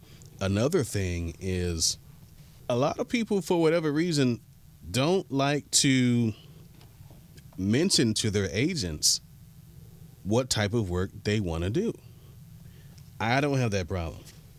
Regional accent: Miami, Florida, United States; I'm like, growing up in Miami, kids, and I'm sure it's everywhere else, but just based on what I know, what I've seen, you're always taught to hustle.

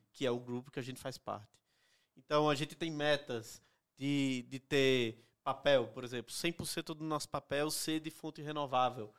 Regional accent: Northeast Region, Brazil; moved away as an adult; Eu vim do Nordeste para trabalhar uhum. na Print

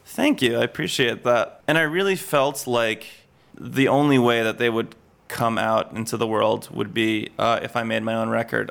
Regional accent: suburban New York, United States; moved away as an adult; now in London, United Kingdom; I grew up in suburban New York

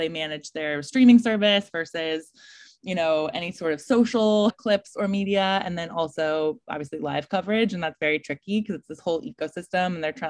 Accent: Colorado, United States; I'm from Colorado, so there's not a ton of rowing out there in a landlocked state.

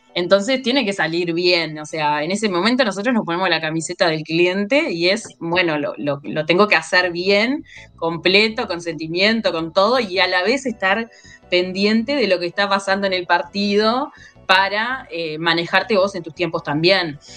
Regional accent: Colonia, Uruguay; yo soy de Colonia

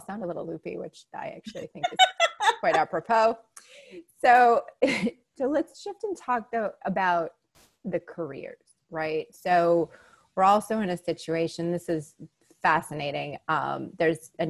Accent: Boston, Massachusetts, United States; now in Houston, United States; I grew up in Boston

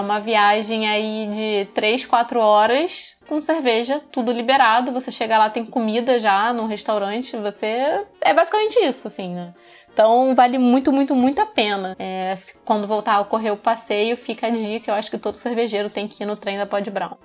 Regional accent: Rio de Janeiro, Brazil; accent: carioca (heavy Rio accent); o meu sotaque é carregado aqui no Rio

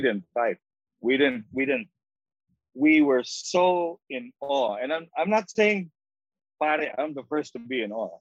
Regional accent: Philippines; I'm a Filipino, mm I've traveled uh, 13 hours from Manila

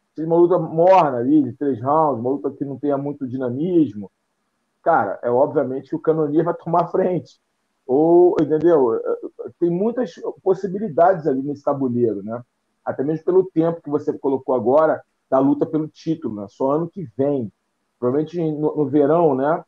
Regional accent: Brazil; como brasileiro

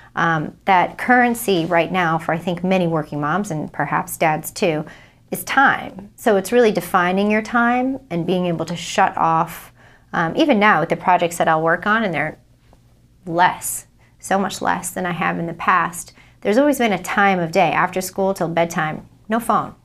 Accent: Providence, Rhode Island, United States; I'm from Providence, Rhode Island

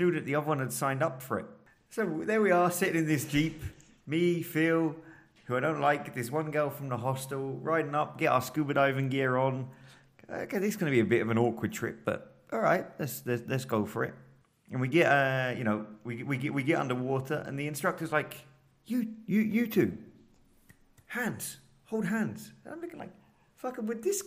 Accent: Bognor Regis, South East England, United Kingdom; moved away as an adult; now in Brazil; I'm from Bognor Regis in England.

